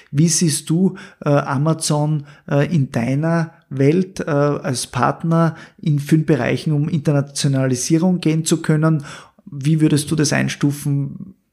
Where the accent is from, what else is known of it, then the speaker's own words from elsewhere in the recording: Styria, Austria; Als Steirer können wir